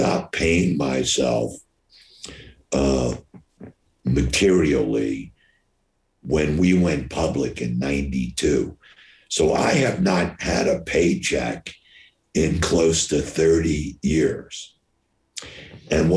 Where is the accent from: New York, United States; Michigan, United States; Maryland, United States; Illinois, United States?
New York, United States; I'm from New York, I opened every place in America until New York City